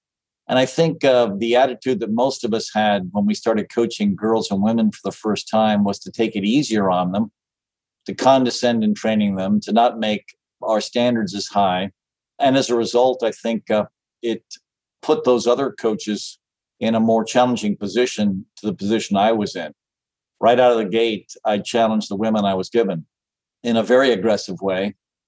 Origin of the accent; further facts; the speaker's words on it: Mumbai, Maharashtra, India; also born or lived in Calcutta, India / Nairobi, Kenya / Addis Ababa, Ethiopia; I was born in Bombay, India, lived in Bombay and Calcutta, and then in Nairobi, Kenya, and then in Addis Ababa, Ethiopia.